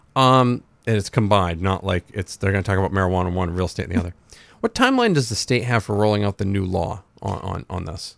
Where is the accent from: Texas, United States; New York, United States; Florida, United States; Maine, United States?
Maine, United States; Rumford; I was born in Rumford.